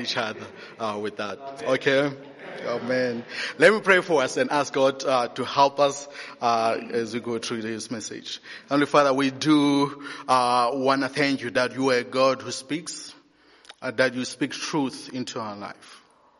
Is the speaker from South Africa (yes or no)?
yes; Eastern Cape, South Africa; moved away; I'm from the Eastern Cape